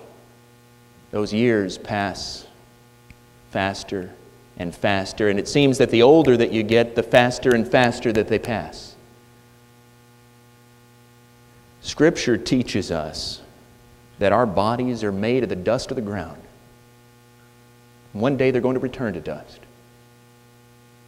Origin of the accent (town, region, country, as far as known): United States